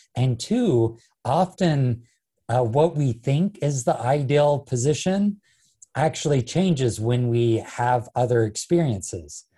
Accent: Ogden, Utah, United States; my hometown of Ogden

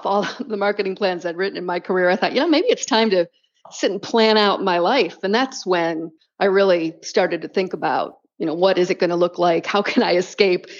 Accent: Michigan, United States; moved away as an adult; now in Portugal; I grew up in Michigan

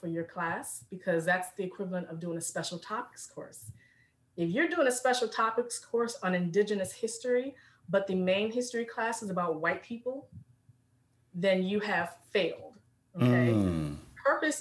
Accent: Richmond, Virginia, United States; I'm born and raised in Richmond, VA, which is the second capital of the Confederacy

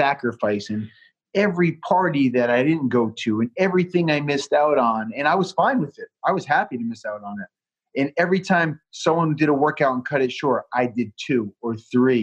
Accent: Southeastern Massachusetts, United States; being from Massachusetts and growing up a Patriot fan

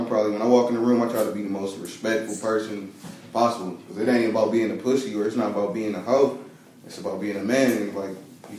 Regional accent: the South, United States; Like, I'm from the South. Like, everybody think of the South, and you think segregation

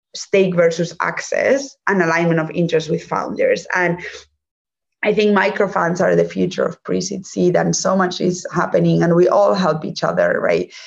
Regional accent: Spain; English is a second language; moved away; also born or lived in Germany; I'm from Spain. But actually, I was partly raised in Germany

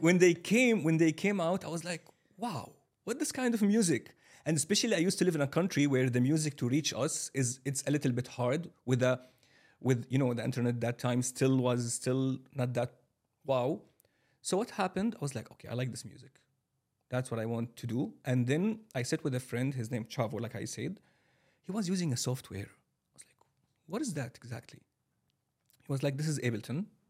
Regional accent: Kuwait City, Kuwait; moved away as an adult; also born or lived in Syria; now in Dubai, United Arab Emirates; I'm from Syria originally. I have been living my whole life in Kuwait City.

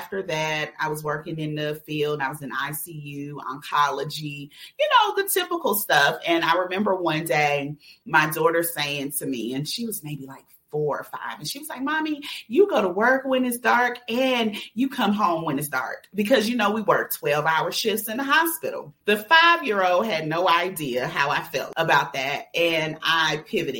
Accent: Atlanta, Georgia, United States; also born or lived in New York; I'm from New York, but I grew up in Atlanta on the South Side in College Park

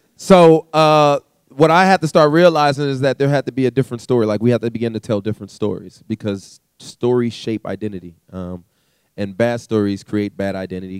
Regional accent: California, United States; also born or lived in Canada; we moved to California. And okay. so growing up in California, had a very interesting childhood

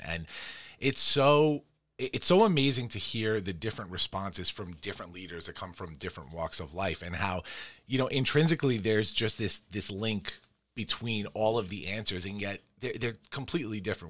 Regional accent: New York City, New York, United States; moved away; also born or lived in Long Island; I'm from Queens originally and then moved out to, to the island

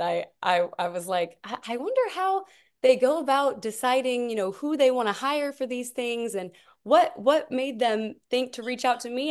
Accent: Tyler, Texas, United States; I'm originally from Tyler, Texas

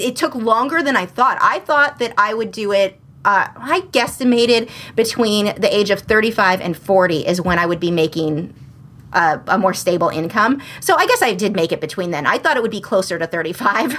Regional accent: Southern California, United States; I'm from Southern California

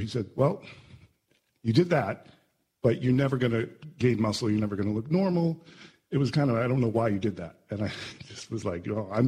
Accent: Boston, Massachusetts, United States; moved away; also born or lived in New York; I was raised in Boston.

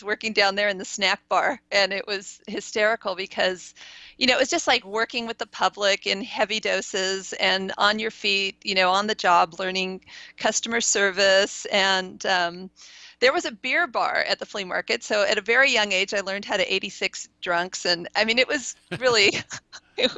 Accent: East Bay, San Francisco Bay Area, California, United States; I grew up in the East Bay. My mom was born and raised in Oakland. My parents lived in San Francisco at the beginning of their marriage, so I'm a Bay Area native.

